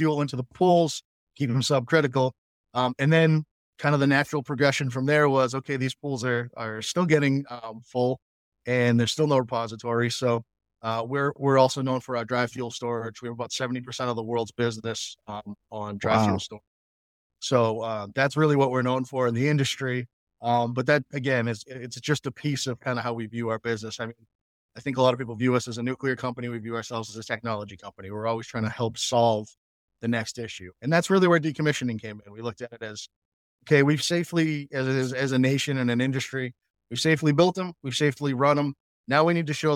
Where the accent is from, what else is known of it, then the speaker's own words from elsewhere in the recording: Massachusetts, United States; in local government in my hometown of Massachusetts that has the Pilgrim nuclear power